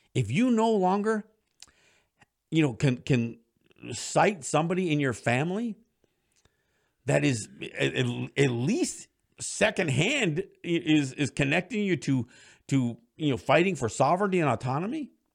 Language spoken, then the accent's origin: English; Kahnawake, Quebec, Canada; my generation, especially from Ganawage and some of the other Mohawk territories, doesn't speak the language